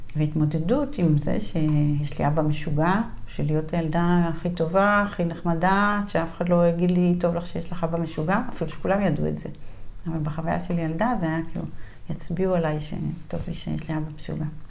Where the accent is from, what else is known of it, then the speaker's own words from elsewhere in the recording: Gvat, Northern District, Israel; moved away as an adult; אני בת קיבוץ גבת בעמק ישראל